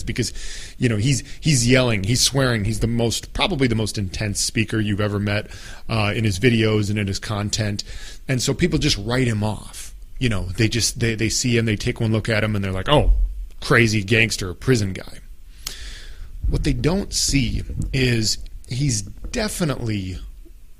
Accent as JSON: {"language": "English", "town": "Apple Valley", "region": "Minnesota", "country": "United States", "said": "I came from Apple Valley, Minnesota, which is like, you know, the most innocent, non-gangster suburb in the United States of America"}